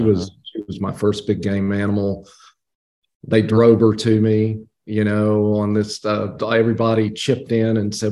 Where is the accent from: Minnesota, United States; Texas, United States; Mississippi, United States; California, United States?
Texas, United States; Abilene; now in Georgia, United States; I'm from Abilene, Texas. Grew up outside of the city, actually, in a little bitty place called Elmdale, right off of I-20